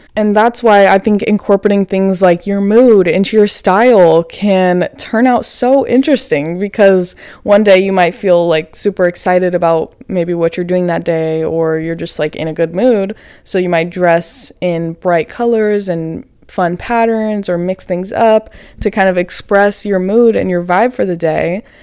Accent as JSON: {"language": "English", "region": "Florida", "country": "United States", "tie": "born or raised there", "moved": "yes", "lives_now": "Los Angeles, United States", "said": "I'm from Florida. I grew up right next to a beach"}